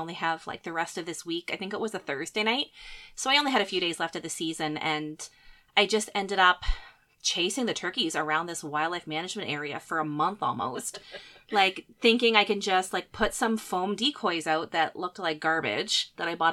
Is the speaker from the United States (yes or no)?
no; Nova Scotia, Canada; moved away as an adult; now in Manitoba, Canada; I grew up in Nova Scotia. I lived most of my life there and moved to Manitoba probably around 12 years ago